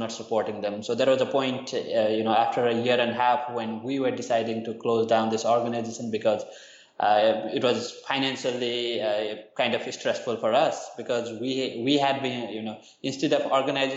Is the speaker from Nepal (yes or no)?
yes; Nepal; moved away as an adult; now in Thailand; I'm originally from Nepal, but I've been in Thailand for the past 4 or 5 years